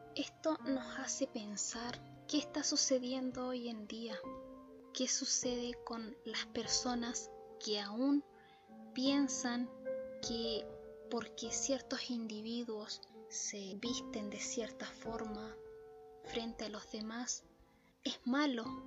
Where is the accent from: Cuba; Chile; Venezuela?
Chile; en mi país natal, Chile